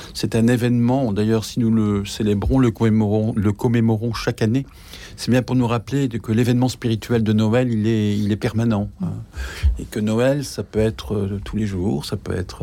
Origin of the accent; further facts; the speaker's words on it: the North, Hauts-de-France, France; je suis du Nord, donc il y avait aussi la fête de, Saint-Nicolas.